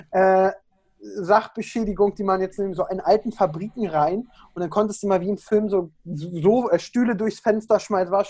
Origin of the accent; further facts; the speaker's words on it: Berlin, Germany; accent: Berlin; Ja, also ich komme aus Berlin. Ich bin Berliner Junge. Ich kann da auch ganz schnell abschweifen von Sprachgebrauch und ein bisschen mehr Berliner.